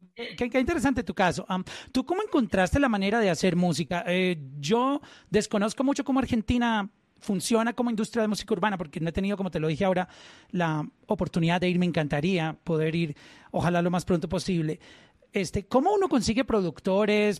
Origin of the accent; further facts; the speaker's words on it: Colombia; como colombiano